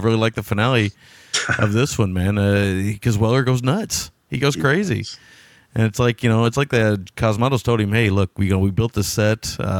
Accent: United States

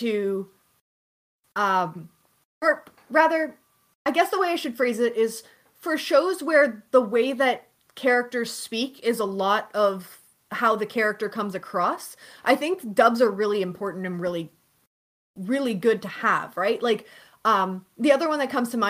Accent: Canada; I'm Canadian

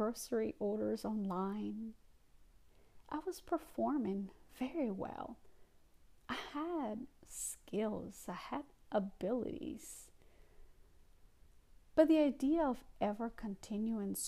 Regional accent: Guatemala; English is a second language; also born or lived in New York, United States; now in North Carolina, United States; my immigrant experience, my journey from Guatemala to the United States

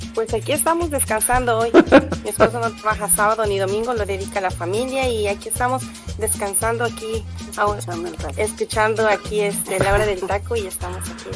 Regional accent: Puebla, Mexico; moved away as an adult; now in United States; De Puebla

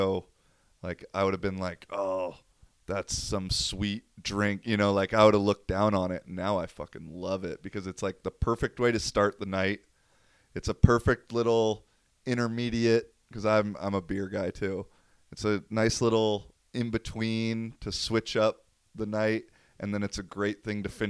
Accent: Seattle, Washington, United States; I'm from Seattle

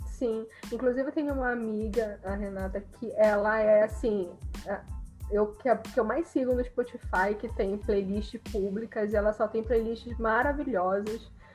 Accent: Brazil; A gente é brasileiro.

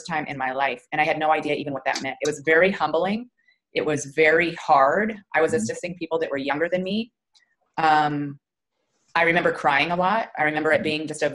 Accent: Wyoming, United States; also born or lived in Omaha, Nebraska; now in Flower Mound, United States; Originally Wyoming, but I moved here from Omaha, Nebraska.

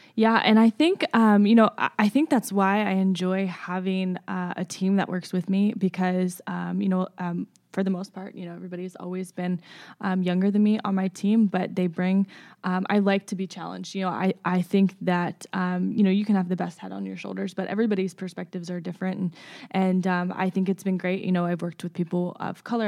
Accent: Baltimore, Maryland, United States; moved away as an adult; now in Lawrence, United States; born and raised in the Baltimore area in, in Maryland

